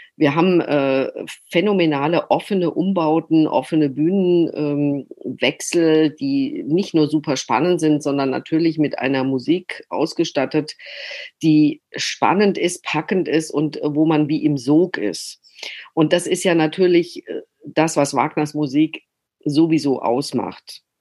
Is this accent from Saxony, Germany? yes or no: no; Freiburg, Baden-Württemberg, Germany; accent: Badisch; first language Badisch; moved away; also born or lived in Hamburg; aus Freiburg kommend spreche ich ja gebürtig Badisch